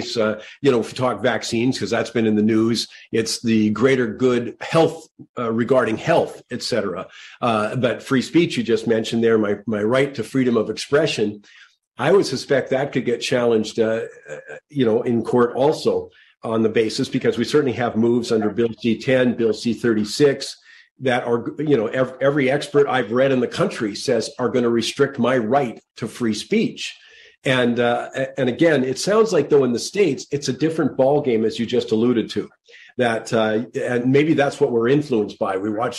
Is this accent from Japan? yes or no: no; Canada; I just want to know, as a Canadian, what do the Charter of Rights sort of protect me with?